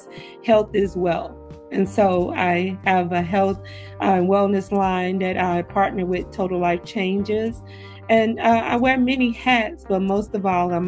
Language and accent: English; Raleigh, North Carolina, United States; moved away as an adult; also born or lived in Chapel Hill, North Carolina; now in Virginia, United States; I am originally from Raleigh, North Carolina, well, Chapel Hill, Raleigh, North Carolina. I moved to Virginia almost 4 years ago